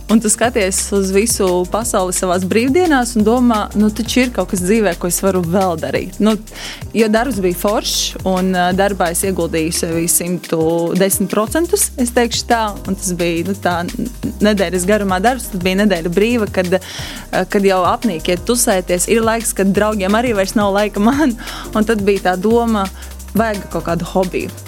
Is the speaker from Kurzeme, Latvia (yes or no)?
no; Latgale, Latvia; Nē, es ļoti lepojos ar to, no kurienes es nāku un kur ir manas saknes, un labprāt to nesu pasaulē.